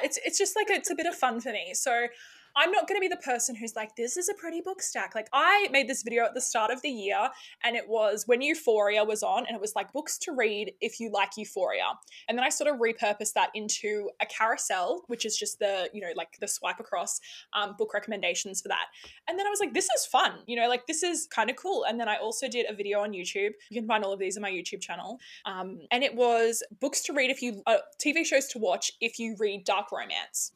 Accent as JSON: {"language": "English", "town": "Sydney", "region": "New South Wales", "country": "Australia", "accent": "Australian", "moved": "yes", "lives_now": "Queensland, Australia", "said": "I'm from Sydney originally. Um, yeah, right near the beaches there"}